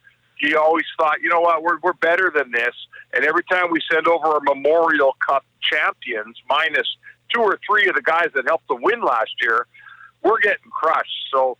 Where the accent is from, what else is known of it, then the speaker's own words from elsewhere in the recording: Edmonton, Alberta, Canada; I grew up in Edmonton, and most of my life didn't have junior hockey